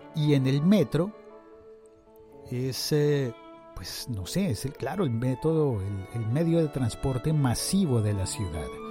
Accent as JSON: {"language": "Spanish", "country": "Colombia", "said": "en mi país se llama domicilios.com bueno, en Colombia"}